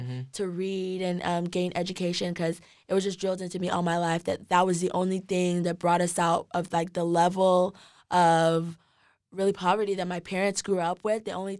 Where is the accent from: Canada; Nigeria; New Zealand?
Nigeria; Like, just being Nigerian, being born in Nigeria, I knew that I wanted to do something, like, within Nigeria